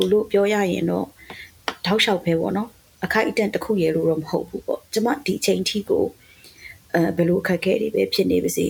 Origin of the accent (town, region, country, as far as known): Myanmar